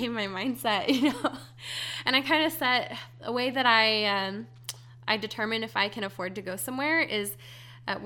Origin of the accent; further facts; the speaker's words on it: Hawaii, United States; moved away; I grew up in Hawaii, and I had island fever really badly.